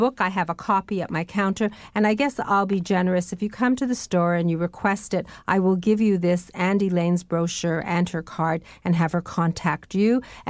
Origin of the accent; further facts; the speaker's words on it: Welland, Ontario, Canada; I was brought up in the Southern Great Lakes in Welland, and there's all sorts of wonderful things happening in Niagara and in Buffalo.